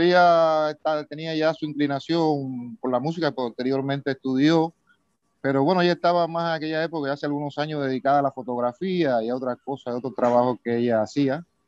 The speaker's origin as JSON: {"language": "Spanish", "town": "Baracoa", "region": "Guantánamo", "country": "Cuba", "said": "Yo soy de Cuba, de la parte oriental, de un sitio, de un pueblo que se llama Baracoa"}